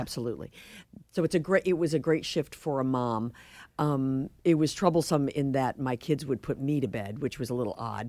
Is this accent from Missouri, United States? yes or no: yes; St. Louis, Missouri, United States; now in Boston, United States; I grew up in Saint Louis